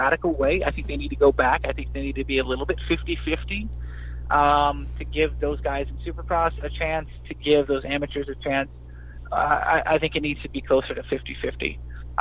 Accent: Houston, Texas, United States; as far as homegrown Texas guys, I mean, I was born in Houston

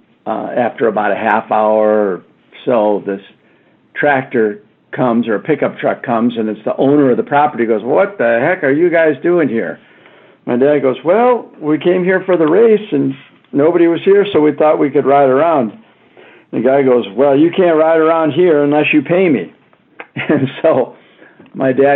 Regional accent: Chicago, Illinois, United States; I grew up in the Chicago area

